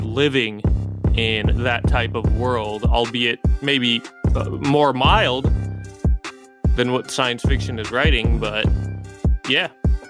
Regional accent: San Diego, California, United States; now in Baltimore, United States; I grew up actually in San Diego, a couple hours from LA.

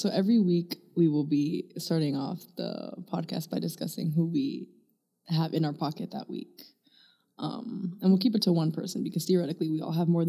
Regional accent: New York, United States; I'm from New York, so not Virginia.

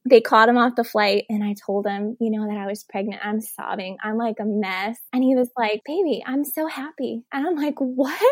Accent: Elizabeth City, North Carolina, United States; I'm actually from North Carolina

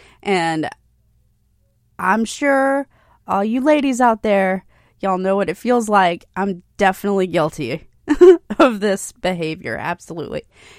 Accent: Hilton Head Island, South Carolina, United States; also born or lived in Bluffton, South Carolina; growing up on Hilton Head

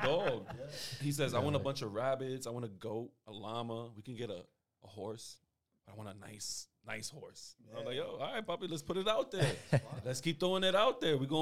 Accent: New York City, New York, United States; I grew up in the Bronx. Like, the Bronx is, like, that's my home

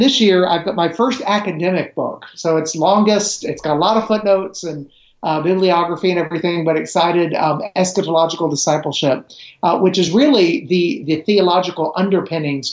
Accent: Middle Tennessee, United States; also born or lived in Romania; I grew up in Middle Tennessee

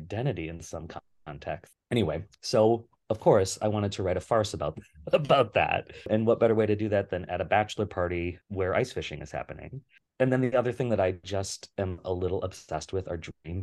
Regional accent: Western Wisconsin, United States; also born or lived in Pittsburgh / Texas; now in Minneapolis, United States; I grew up in Western Wisconsin

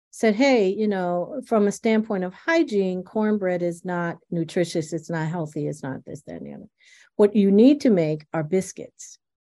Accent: Buffalo, New York, United States; also born or lived in Virginia; I'm from rural Virginia, and but I grew up in Buffalo, where my mom introduced us to Jiffy cornbread, right?

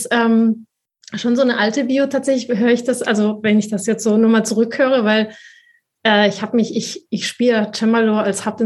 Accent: Spain; aber ich bin ja Spanierin mit spanischen Eltern und spanischen Vorfahren, in Spanien geboren, äh, ich habe auch, ich bin natürlich sprach, äh, zweisprachig aufgewachsen

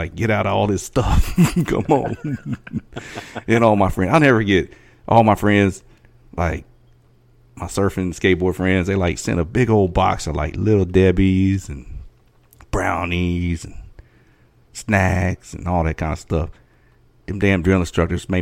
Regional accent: Southeast Georgia, United States; now in Victoria, United States; where I grew up in Southeast Georgia

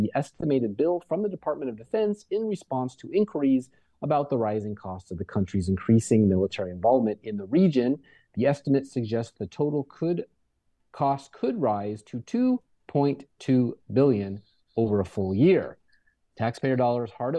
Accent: Bay Area, California, United States; I'm born and raised in the Bay Area

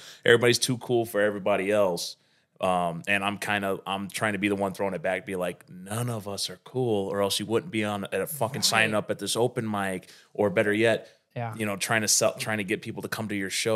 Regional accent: northern Indiana, United States; I'm from north of Indiana, which is right outside Chicago

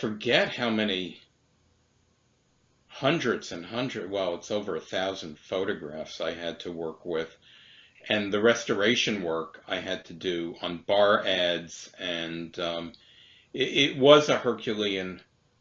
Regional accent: New York City, New York, United States; I grew up in Brighton Beach

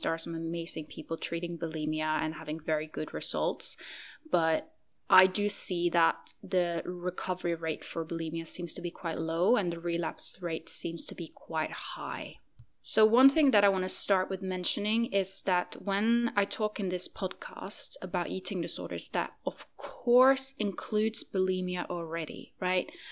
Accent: Norway; moved away; I am currently in Norway, which is my home country

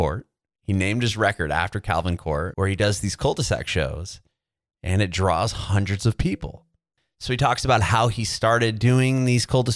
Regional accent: San Diego, California, United States; I'm from Southern California. So I grew up in San Diego

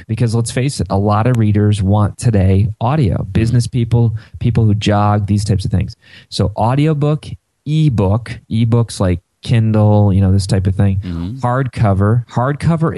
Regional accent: Ohio, United States; I'm from Ohio

